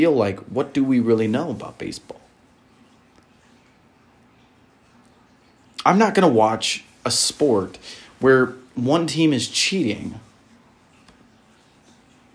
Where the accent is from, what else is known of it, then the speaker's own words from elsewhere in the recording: Milwaukee, Wisconsin, United States; I grew up in Milwaukee my whole life, rooting for the Brewers